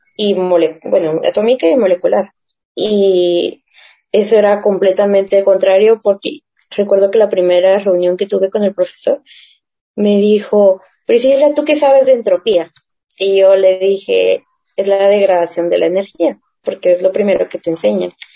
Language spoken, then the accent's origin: Spanish; Guatemala; como nosotros solemos hablar de Guate